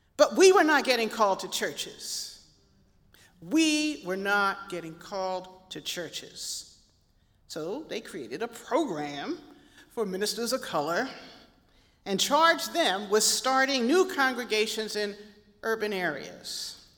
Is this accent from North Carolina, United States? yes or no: no; Philadelphia, Pennsylvania, United States; moved away; also born or lived in Chicago; growing up in Philadelphia, my family had a long standing connection to these little AME churches